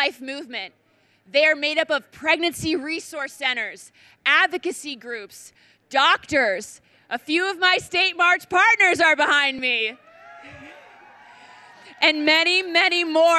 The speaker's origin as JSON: {"language": "English", "region": "Connecticut", "country": "United States", "tie": "born or raised there", "said": "from Connecticut, my home state"}